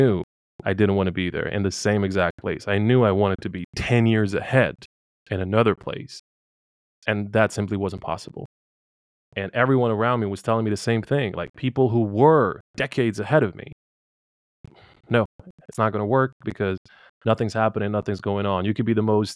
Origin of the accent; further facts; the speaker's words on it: Bosnia & Herzegovina; I come from Bosnia